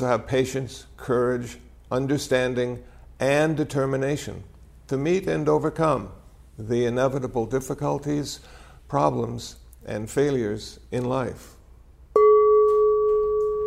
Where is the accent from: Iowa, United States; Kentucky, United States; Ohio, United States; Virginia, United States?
Iowa, United States; Now, I was born in Iowa.